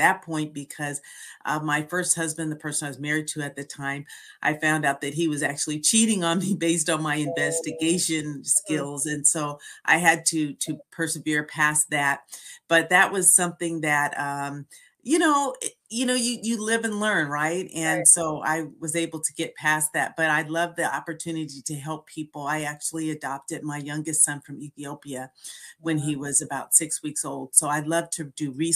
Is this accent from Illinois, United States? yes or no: no; San Francisco Bay Area, California, United States; also born or lived in Philadelphia; I was born in the San Francisco Bay Area